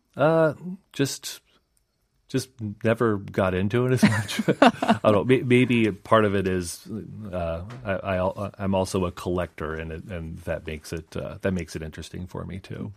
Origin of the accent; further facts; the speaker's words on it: Idaho, United States; moved away as an adult; now in Seoul, South Korea; I'm from Idaho okay. in uh, the United States